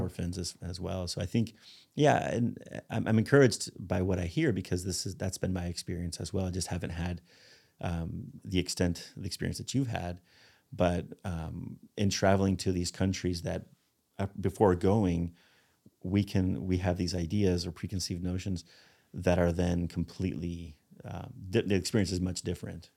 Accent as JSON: {"language": "English", "country": "Spain", "tie": "born or raised there", "moved": "yes", "said": "I grew up in Spain"}